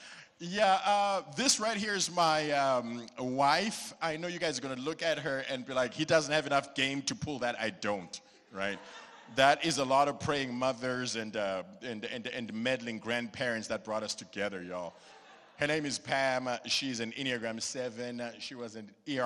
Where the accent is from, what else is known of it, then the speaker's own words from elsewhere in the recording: Zimbabwe; now in Dallas, United States; I am a Zimbabwean. I am from Gobelaro in Zimbabwe